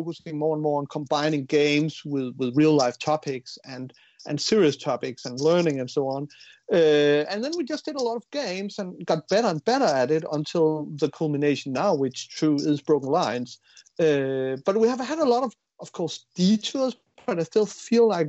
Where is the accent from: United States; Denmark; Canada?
Denmark; We're from Denmark, so we work in Unity